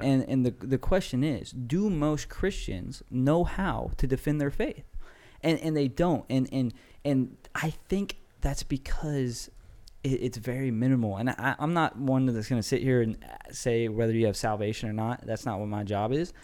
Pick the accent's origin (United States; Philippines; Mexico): United States; I'm an American